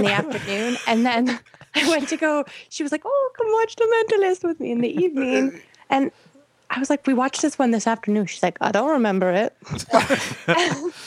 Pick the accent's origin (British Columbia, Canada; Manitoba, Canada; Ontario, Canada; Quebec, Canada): Ontario, Canada; Toronto; also born or lived in Prince Edward Island; I moved back to my city of Toronto